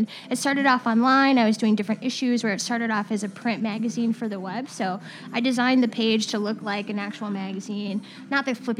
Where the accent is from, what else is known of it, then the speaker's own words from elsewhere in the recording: Milwaukee, Wisconsin, United States; moved away as an adult; also born or lived in California; now in Chicago, United States; This is my third year, coming up on my third year in Chicago right now. And I'm from Milwaukee originally.